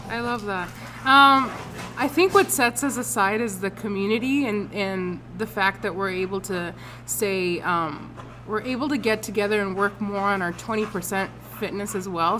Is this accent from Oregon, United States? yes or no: no; Anderson, California, United States; this is where I grew up in Anderson